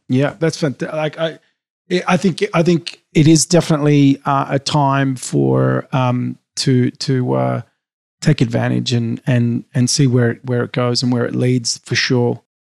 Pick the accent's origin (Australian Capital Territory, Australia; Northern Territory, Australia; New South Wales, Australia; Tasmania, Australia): New South Wales, Australia; Sydney; I grew up in Sydney, Australia.